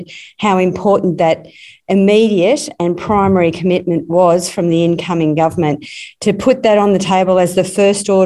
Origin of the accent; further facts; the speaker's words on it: Stony Rises north of Warrnambool, Victoria, Australia; I grew up in the Stony Rises north of Warrnambool